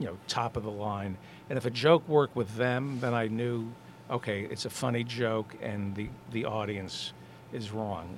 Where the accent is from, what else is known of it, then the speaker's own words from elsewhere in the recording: New Jersey, United States; moved away as an adult; also born or lived in Brooklyn / New York / San Francisco; I grew up in New Jersey